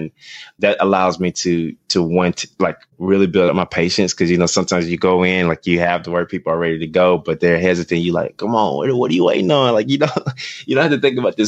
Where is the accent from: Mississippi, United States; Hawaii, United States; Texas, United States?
Mississippi, United States; Columbus; moved away as an adult; also born or lived in Birmingham, Alabama; now in Atlanta, United States; I grew up in Columbus, Mississippi, which is Northeast Mississippi.